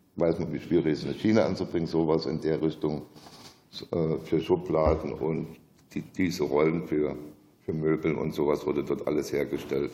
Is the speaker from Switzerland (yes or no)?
no; Zittau, Saxony, Germany; now in Bavaria, Germany; Ich bin am 59 in Zittau geboren.